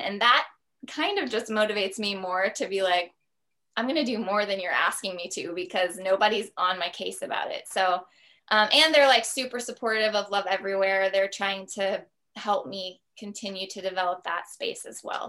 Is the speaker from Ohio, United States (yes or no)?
yes; Columbus, Ohio, United States; moved away as an adult; also born or lived in New York; we decided to move from New York back to Columbus, Ohio, which was my hometown